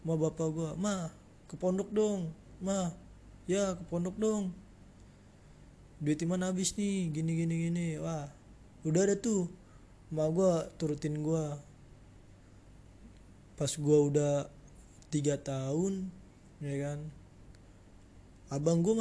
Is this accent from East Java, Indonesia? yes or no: no; Jakarta, Indonesia; tapi nyatanya gue besar di Jakarta lahir di Jakarta dari kecil udah di Jakarta hidup gue